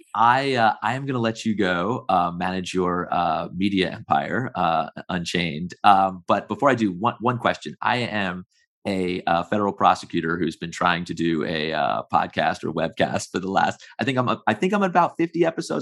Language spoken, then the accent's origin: English; United States; I'm an American who's worked in the U S federal government for a very long time